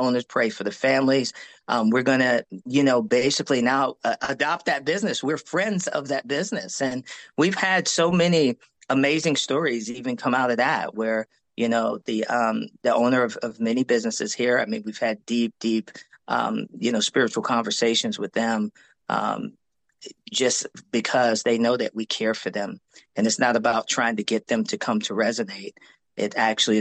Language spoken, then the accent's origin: English; New York, United States; moved away; also born or lived in Korea; I'm from New York